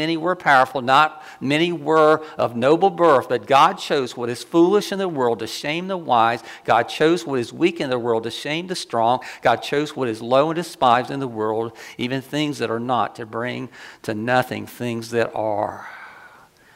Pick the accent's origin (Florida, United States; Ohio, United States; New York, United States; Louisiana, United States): Florida, United States; Ocala; I grew up in the South